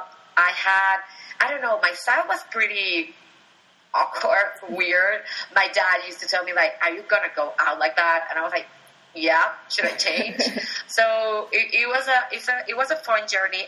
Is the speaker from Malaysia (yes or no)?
no; Venezuela; moved away; I was born and raised in Venezuela.